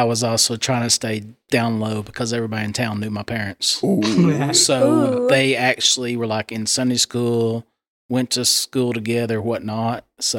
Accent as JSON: {"language": "English", "area": "McMinn County", "region": "Tennessee", "country": "United States", "tie": "born or raised there", "said": "growing up in McMinn County, there was only one."}